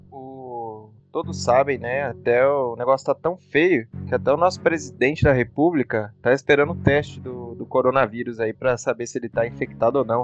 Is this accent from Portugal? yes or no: no; Brazil; a gente é brasileiro, a gente adora futebol